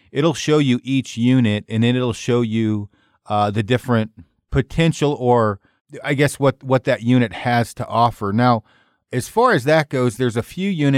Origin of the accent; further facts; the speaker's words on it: Colorado, United States; my home state